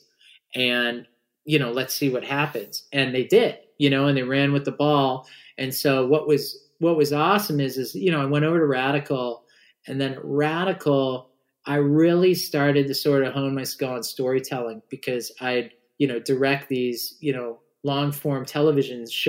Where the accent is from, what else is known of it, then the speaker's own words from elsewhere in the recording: Orange County, California, United States; I grew up in Orange County